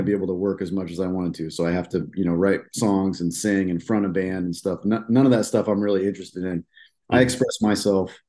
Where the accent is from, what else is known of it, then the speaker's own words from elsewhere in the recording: Des Moines, Iowa, United States; I'm from Central Iowa here. I was born and raised in Des Moines.